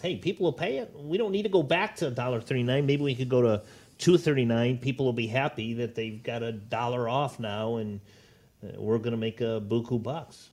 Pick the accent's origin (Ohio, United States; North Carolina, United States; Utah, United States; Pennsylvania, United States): Ohio, United States; Northwest; also born or lived in Naples, Florida; born and raised in Northwest Ohio